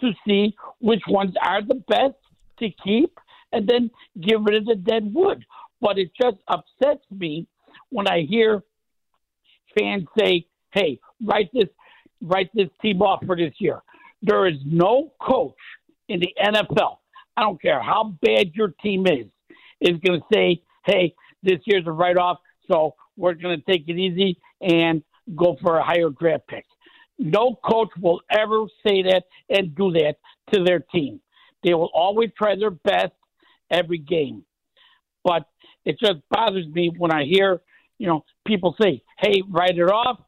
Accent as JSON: {"language": "English", "town": "Chicago", "region": "Illinois", "country": "United States", "tie": "born or raised there", "moved": "yes", "lives_now": "Las Vegas, United States", "said": "I live in Las Vegas, but I was born and raised in Chicago"}